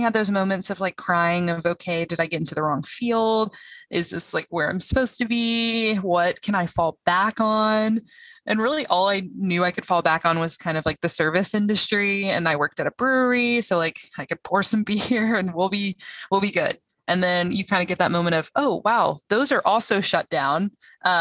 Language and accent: English; Georgia, United States; I am from Georgia.